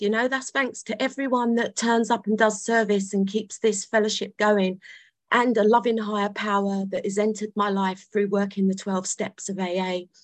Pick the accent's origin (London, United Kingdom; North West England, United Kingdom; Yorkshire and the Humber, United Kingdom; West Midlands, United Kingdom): London, United Kingdom; I was born in London. I was I'm from South London